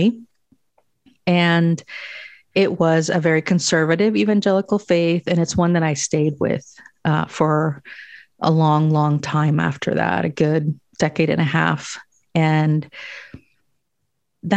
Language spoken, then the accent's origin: English; Guatemala; moved away; So I was born in Guatemala, and I was born to parents who did not dream of migrating anywhere